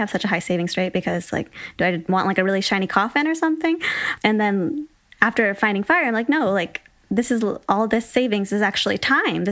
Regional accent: Michigan, United States; moved away as an adult; also born or lived in San Francisco; I'm from Michigan originally

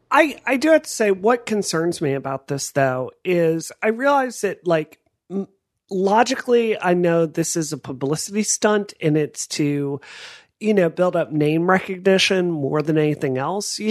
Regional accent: Mississippi, United States; I grew up next door in Mississippi

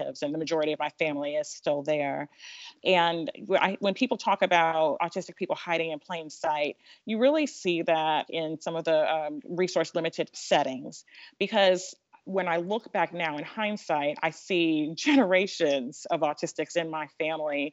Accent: United States; I'm African American. I'm also of African descent. My parents are African immigrants

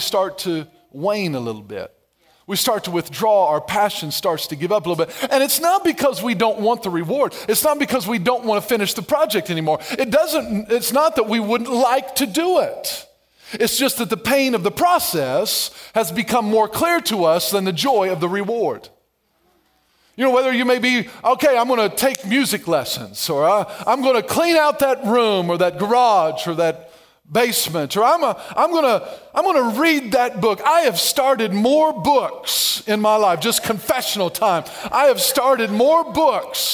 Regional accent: Ellery, Illinois, United States; I was raised in Ellery, Illinois, not very far from Golden Gate, Illinois

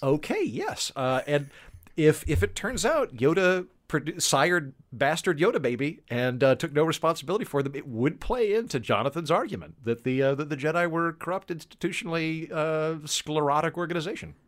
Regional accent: Oklahoma, United States; I'm from Oklahoma, which is good, honest terrain.

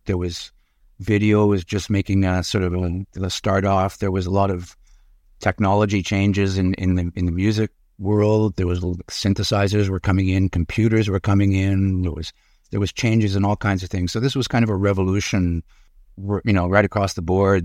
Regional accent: Montreal, Quebec, Canada; also born or lived in Urbana, Illinois, United States; we moved to Montreal. I was three years old. and, uh, grew up there

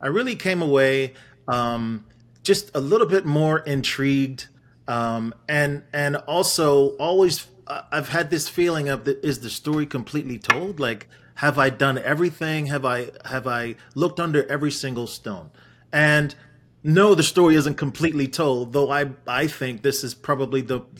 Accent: Wolverhampton, West Midlands, United Kingdom; born there; also born or lived in Jamaica; I was born in Wolverhampton to Jamaican parents. And I moved to Jamaica when

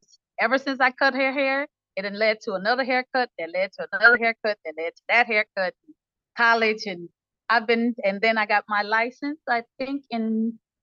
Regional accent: Shreveport, Louisiana, United States; now in Atlanta, United States; I'm from Shreveport, Louisiana. I reside in Atlanta

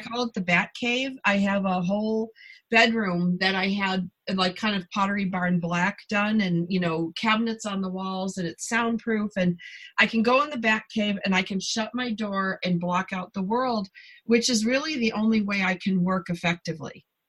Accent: Buffalo, New York, United States; moved away; also born or lived in southern Canada; I'm from Buffalo originally, and I spent a lot of time, you know, in southern Canada.

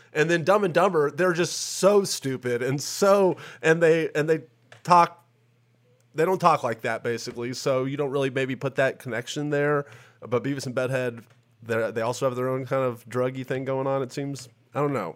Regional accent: Tennessee, United States; I'm from Tennessee

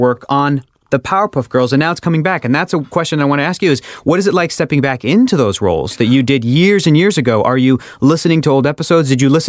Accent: San Diego, California, United States; moved away as an adult; now in Los Angeles, United States; after I moved to Los Angeles, I grew up in San Diego.

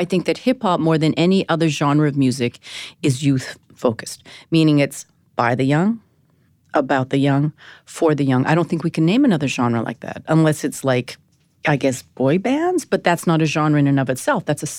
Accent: Vancouver, British Columbia, Canada; moved away as an adult; now in New York, United States; Born and raised in Vancouver.

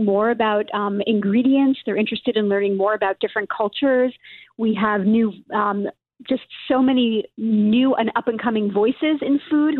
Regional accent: New York City, New York, United States; I grew up in Brooklyn

